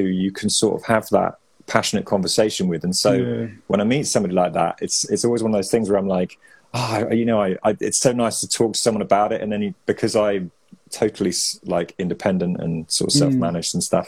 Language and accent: English; Evesham, West Midlands, United Kingdom; I grew up in Evesham